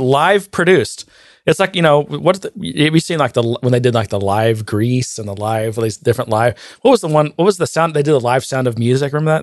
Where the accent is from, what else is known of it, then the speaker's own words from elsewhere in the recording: Texas, United States; I'm the hick from Texas